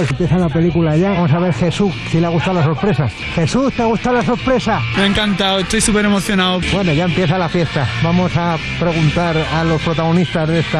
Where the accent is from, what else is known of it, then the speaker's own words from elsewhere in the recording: Madrid, Community of Madrid, Spain; Yo es que soy de Madrid.